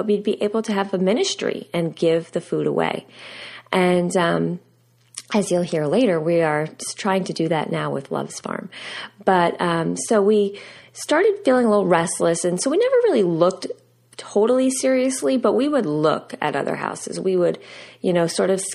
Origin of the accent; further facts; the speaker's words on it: United States; Steve and I, we grew up outside of New York City.